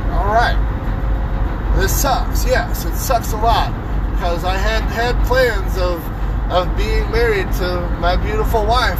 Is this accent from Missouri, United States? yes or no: yes; Springfield, Missouri, United States; I'm proud to be, you know, from Springfield, Missouri. I'm a Springfielder. I'm a Missourian. I live in the Ozarks.